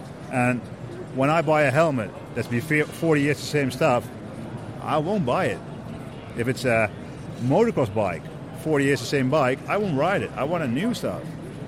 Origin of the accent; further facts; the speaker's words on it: Netherlands; From the Netherlands.